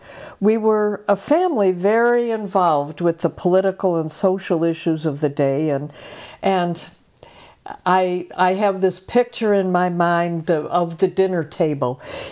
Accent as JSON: {"language": "English", "town": "Chicago", "region": "Illinois", "country": "United States", "tie": "born or raised there", "said": "I was born and raised in Chicago. My parents were good, dependable German-Irish folks"}